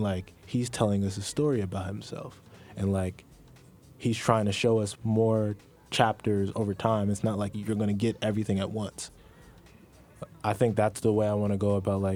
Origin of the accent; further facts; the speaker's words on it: New Jersey, United States; I'm from New Jersey